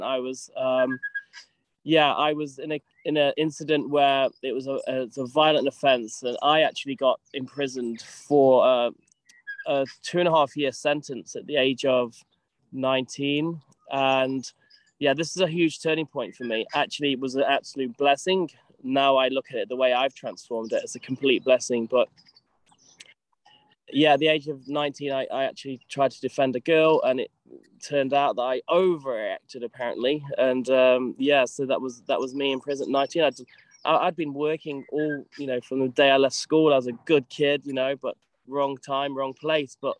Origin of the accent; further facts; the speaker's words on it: United Kingdom; moved away as an adult; I was from UK and I left 17 years ago